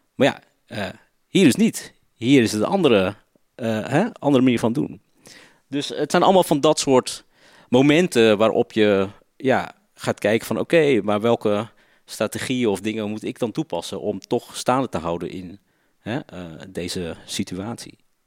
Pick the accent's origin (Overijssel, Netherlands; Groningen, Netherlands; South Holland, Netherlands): South Holland, Netherlands; Ridderkerk; Ik ben opgegroeid in Ridderkerk. Dat ligt zeg maar eh, tegen Rotterdam aan